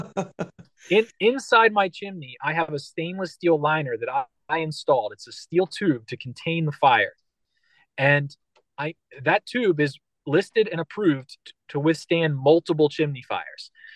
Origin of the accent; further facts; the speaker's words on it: Philadelphia, Pennsylvania, United States; I'm from Philadelphia and Philadelphia's like hardcore.